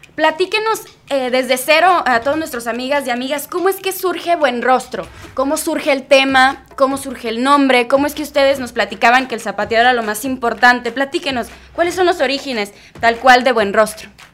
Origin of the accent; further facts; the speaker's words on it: Mexico; como mexicanos